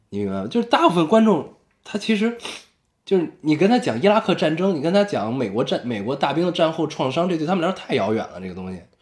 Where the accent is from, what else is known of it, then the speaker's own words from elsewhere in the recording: China; 我作为中国人